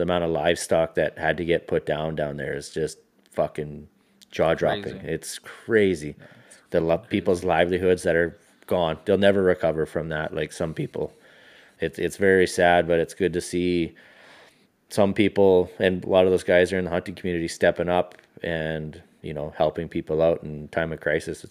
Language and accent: English; Quesnel, British Columbia, Canada; we grew up in Quesnel, it's a fucking forestry town, man.